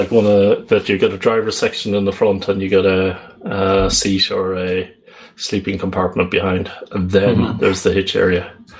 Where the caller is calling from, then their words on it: Netherlands; I'm calling in from the Netherlands.